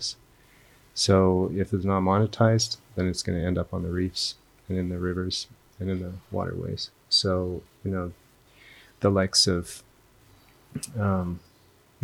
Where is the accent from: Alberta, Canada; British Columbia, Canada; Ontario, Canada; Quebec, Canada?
Alberta, Canada; now in Bali, Indonesia; We're both from Canada, and we were remembering, actually, we grew up in the same province